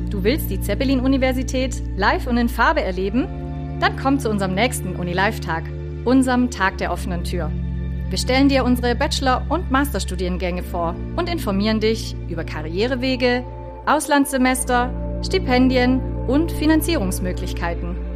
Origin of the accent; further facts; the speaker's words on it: Germany; also born or lived in Prague, Czechia; Ich komme ursprünglich aus Prag, habe dann in, in Deutschland aufgewachsen, habe in Heidelberg studiert